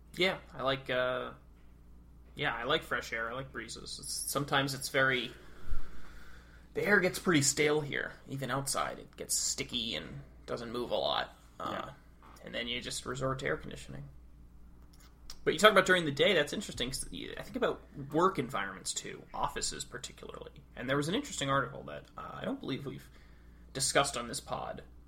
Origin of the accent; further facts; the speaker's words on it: New England, United States; now in Arlington, United States; I'm from New England